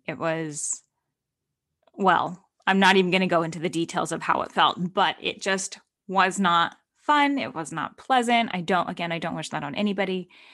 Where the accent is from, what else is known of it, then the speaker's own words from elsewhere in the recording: Stockton, California, United States; moved away; I was in Stockton, my hometown